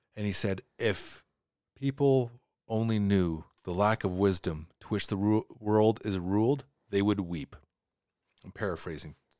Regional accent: Canada

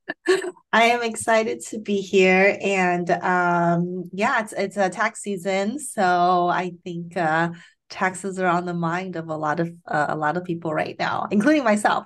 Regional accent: Taiwan; moved away; I grew up in Taiwan

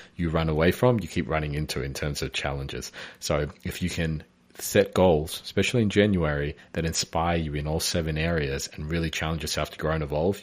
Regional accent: Melbourne, Victoria, Australia; moved away; I'm from Melbourne originally

